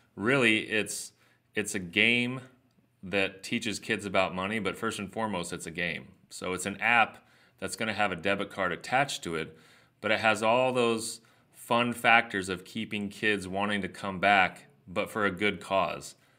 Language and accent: English; Southern California, United States; I grew up here in Southern California